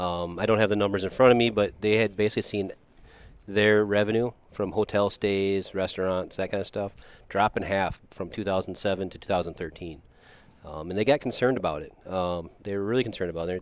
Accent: Watertown, South Dakota, United States; growing up in Watertown

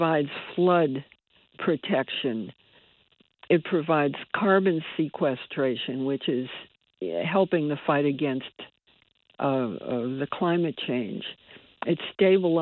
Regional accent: Bridgeport, Connecticut, United States; I was born and raised in Bridgeport.

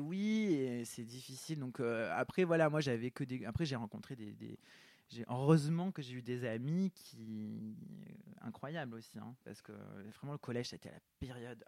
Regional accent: south of France, France; je viens du sud de la France

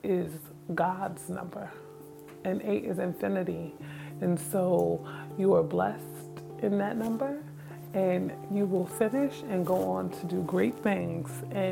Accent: Newark, New Jersey, United States; born or raised there; moved away as an adult; now in Syracuse, United States

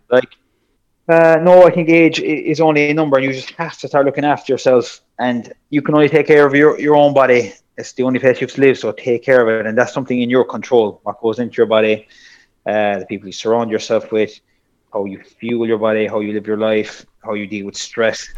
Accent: South Kerry, Munster, Ireland; I'm from Sokerry

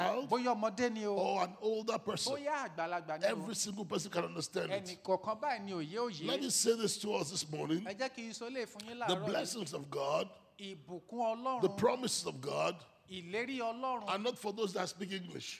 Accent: Lagos, Nigeria; first language Igbo; English is a second language; now in Atlanta, United States; I lived here, I grew up, I was born here. I was born in Noble Street.

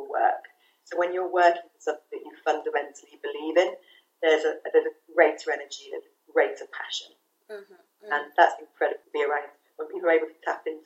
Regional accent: England, United Kingdom; moved away as an adult; also born or lived in Caribbean island; being English and from the first world

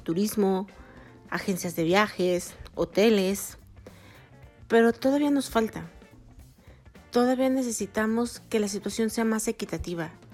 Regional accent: Mexico; como mexicanas, especialmente como mexicanas

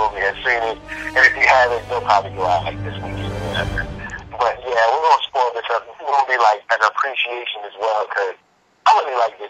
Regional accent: Richmond, Virginia, United States; now in Los Angeles, United States; since I'm from Richmond, Virginia, so I'm used to like a lot of humidity

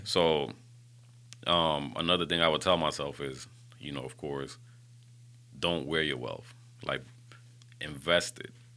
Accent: Panama; moved away; I was born in Panama, the country

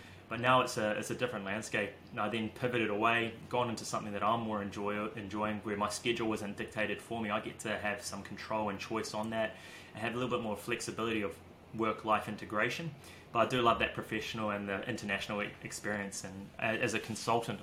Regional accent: Auckland, New Zealand; growing up in Auckland

